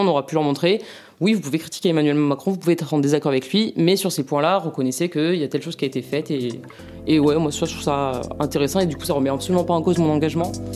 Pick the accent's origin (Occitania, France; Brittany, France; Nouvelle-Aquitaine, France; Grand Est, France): Nouvelle-Aquitaine, France; Mont-de-Marsan; moved away; je viens de Mont-de-Marsan